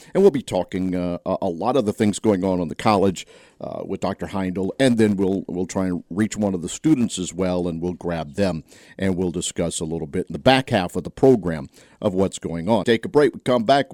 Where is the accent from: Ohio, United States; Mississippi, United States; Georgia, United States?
Mississippi, United States; Senatobia; growing up in Tate County, right, moving a little bit and around North Mississippi for the most part.